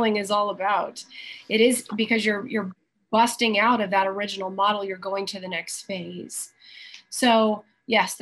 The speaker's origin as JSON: {"language": "English", "region": "the Carolinas", "country": "United States", "tie": "born or raised there", "also_born_or_lived": "Georgia", "said": "I was born in Georgia and I was raised in the Carolinas. So I'm an East Coast girl"}